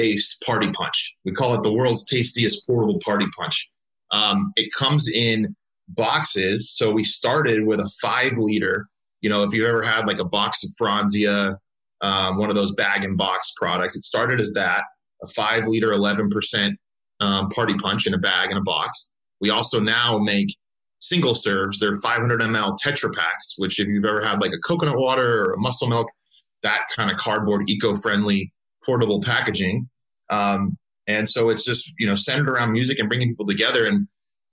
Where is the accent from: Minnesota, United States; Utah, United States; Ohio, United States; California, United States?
California, United States; Southern; I grew up actually in Southern California. I lived there my whole life through undergrad